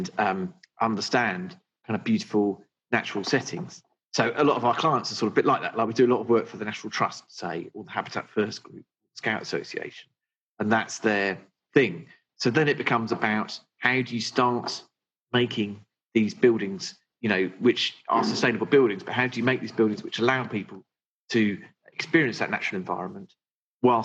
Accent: Suffolk, East of England, United Kingdom; also born or lived in North London; now in London, United Kingdom; I grew up in Suffolk, and I had a lovely, like, Enid Blyton type childhood

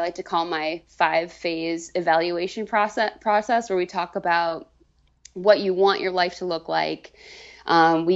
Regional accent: Vermont, United States; moved away as an adult; now in Boston, United States; I moved from Vermont, where I grew up, in the middle of nowhere, down a dirt road.

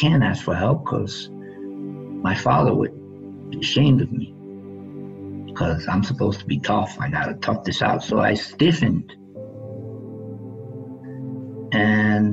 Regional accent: New York City, New York, United States; I grew up in the South Bronx

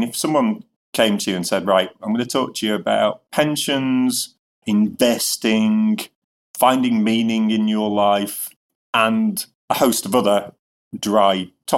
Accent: Northern England, United Kingdom; he was under the misapprehension, obviously, quite logically, that I was Scottish, even though I'm Northern English.

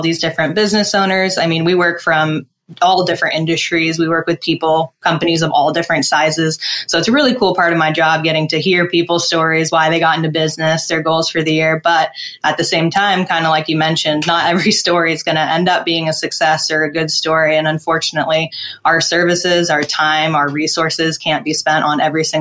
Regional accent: Phoenix, Arizona, United States; moved away as an adult; now in San Diego, United States; I'm currently based in San Diego, but I was born and raised in Phoenix, Arizona.

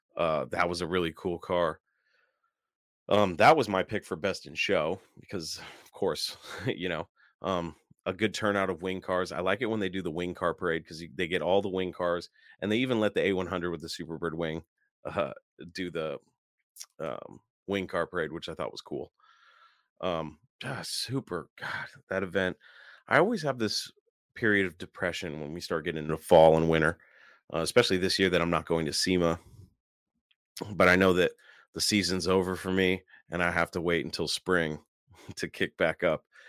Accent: Seattle, Washington, United States; I'm from the Seattle area

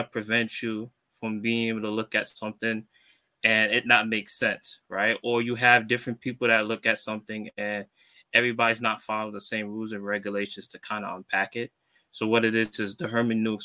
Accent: New York City, New York, United States; I'm from Brooklyn, New York

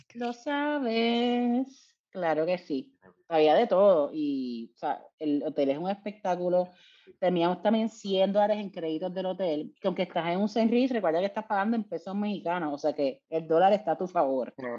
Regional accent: Puerto Rico; yo soy de Puerto Rico

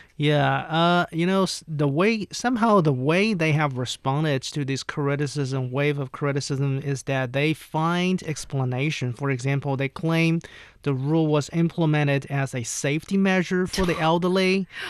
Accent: near Hangzhou, Zhejiang, China; now in Beijing, China; Hangzhou, right? Which is pretty close to my hometown

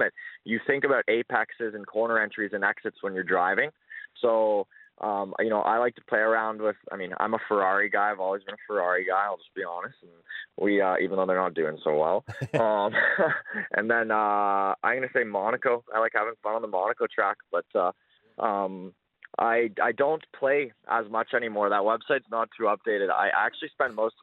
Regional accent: Toronto, Ontario, Canada; moved away as an adult; now in Calgary, Canada; I moved to Calgary in 2015 from Toronto, so I'm originally born and raised in Toronto

